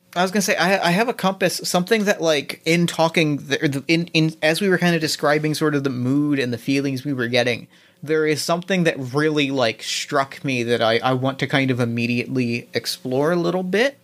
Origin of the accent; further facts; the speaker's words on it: New Jersey, United States; I grew up in New Jersey.